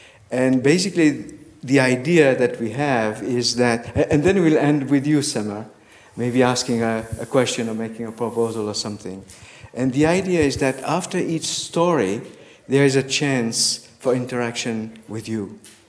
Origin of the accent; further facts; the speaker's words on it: France; English is a second language; from France.